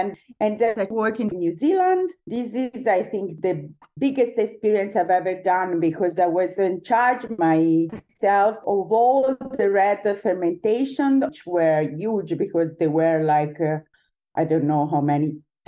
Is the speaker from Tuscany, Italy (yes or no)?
yes; Lucca, Tuscany, Italy; Born and raised in Tuscany, not in the best wine region ever of Tuscany.